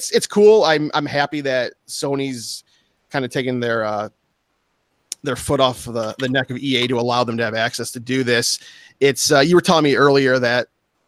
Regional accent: Detroit, Michigan, United States; I'm from Detroit

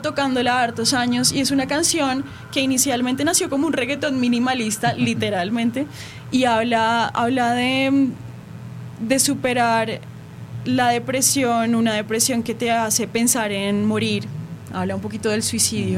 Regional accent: Colombia; Yo soy de Colombia

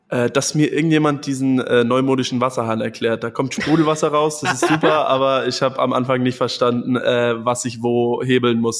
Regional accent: Munich, Bavaria, Germany; Bergis Berliner Humor ist bei mir als Münchner noch nicht ganz angekommen.

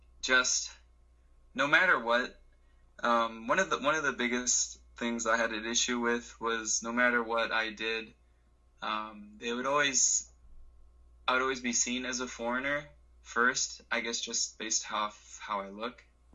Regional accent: Honolulu, Hawaii, United States; moved away as an adult; now in Tottori, Japan; I was born on Oahu, and I've grown up in Honolulu until I was about 22, and that's when I moved to Tottori, Japan, the least populated prefecture in Japan.

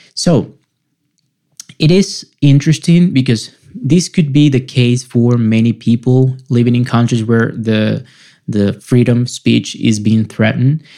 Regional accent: Venezuela; moved away; back in my home country venezuela

